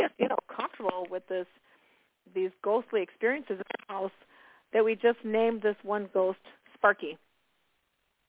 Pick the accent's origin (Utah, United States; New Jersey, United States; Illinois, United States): Illinois, United States; Chicago; now in Indiana, United States; I'm in Indiana now. I was born and raised in Chicago